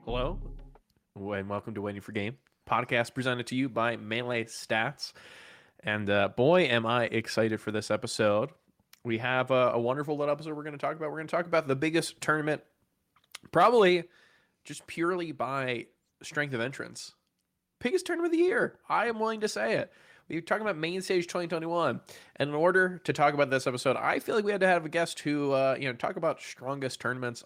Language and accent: English; United States; as an American